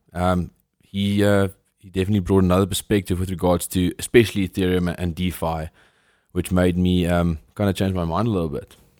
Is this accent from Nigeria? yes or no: no; South Africa; as a South African